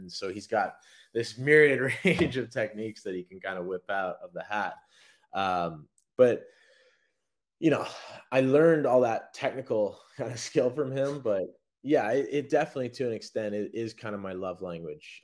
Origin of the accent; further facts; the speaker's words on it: Anchorage, Alaska, United States; now in Savannah, United States; I was from Anchorage